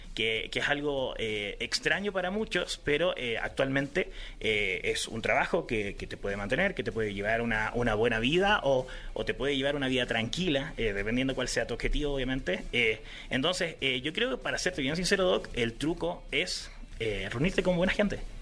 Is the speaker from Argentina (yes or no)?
no; Chile